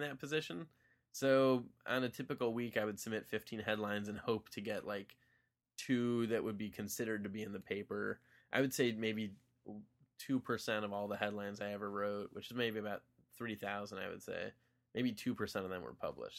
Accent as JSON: {"language": "English", "town": "Wilmette", "region": "Illinois", "country": "United States", "tie": "born or raised there", "also_born_or_lived": "New York City", "moved": "yes", "said": "back in my hometown, Wilmette, Il, Illinois"}